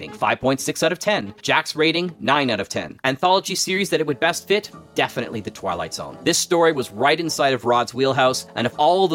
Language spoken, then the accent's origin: English; Canada; As a Canadian